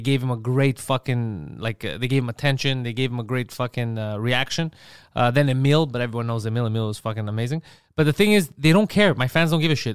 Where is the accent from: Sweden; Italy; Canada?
Canada; Montreal, Quebec; we grew up in Park X